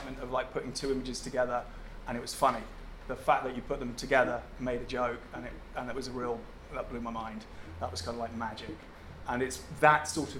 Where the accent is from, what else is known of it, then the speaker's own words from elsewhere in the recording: Helensburgh, Scotland, United Kingdom; I grew up in Helensborough